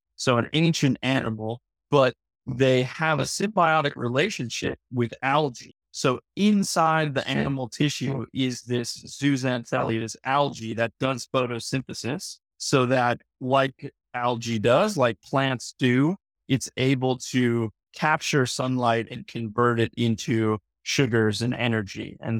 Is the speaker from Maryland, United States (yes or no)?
no; San Diego, California, United States; Yeah, so I grew up in San Diego, California. I spent as much time as I could on the beach and in the waves and have a deep connection to the ocean and to nature.